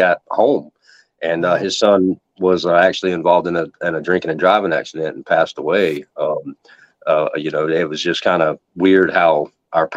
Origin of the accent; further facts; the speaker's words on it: Outer Banks of North Carolina, United States; I grew up in the Outer Banks of North Carolina, right on the coast.